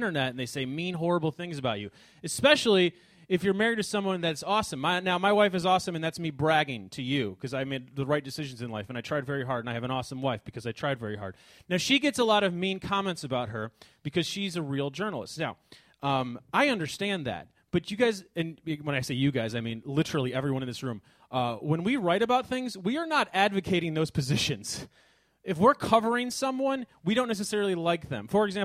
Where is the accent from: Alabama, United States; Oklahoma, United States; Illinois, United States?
Illinois, United States; Chicago; I am from Chicago